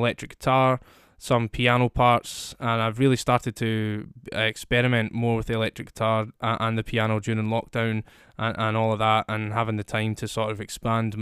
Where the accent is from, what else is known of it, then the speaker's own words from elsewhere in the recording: Scotland, United Kingdom; I'm a singer-songwriter from Scotland, as you can probably hear from my accent